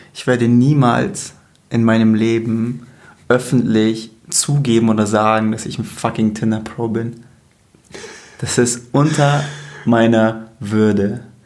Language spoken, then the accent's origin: German; Bavaria, Germany; Ich komme aus Bayern